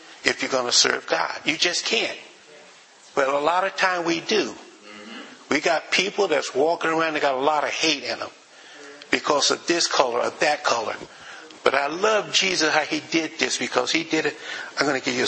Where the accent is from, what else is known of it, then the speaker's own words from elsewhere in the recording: the South, United States; moved away; I grew up in the South